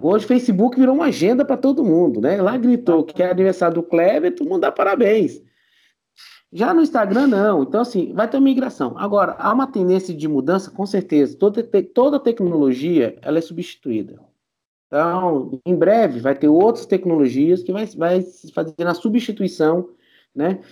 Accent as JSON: {"language": "Portuguese", "country": "Brazil", "said": "nós como brasileiros"}